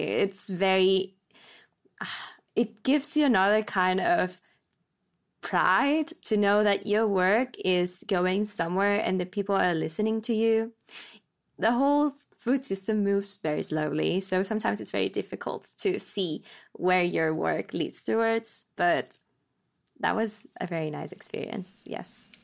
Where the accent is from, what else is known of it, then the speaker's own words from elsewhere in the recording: Spain; moved away as an adult; now in Copenhagen, Denmark; I'm twenty-five and I come from Spain. I'm currently based in Copenhagen